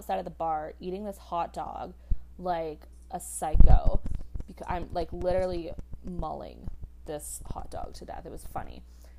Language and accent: English; Canada; I'm from Canada.